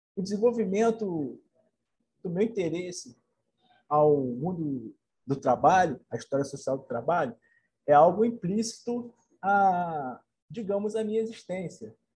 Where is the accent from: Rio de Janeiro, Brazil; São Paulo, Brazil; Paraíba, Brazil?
Rio de Janeiro, Brazil; Nova Friburgo; moved away as an adult; also born or lived in Niterói; nascido e criado em Nova Friburgo